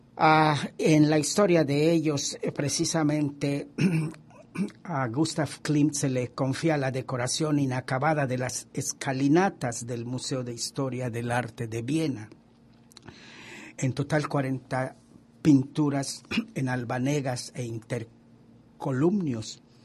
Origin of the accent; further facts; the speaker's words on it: Mexico; Y yo como mexicano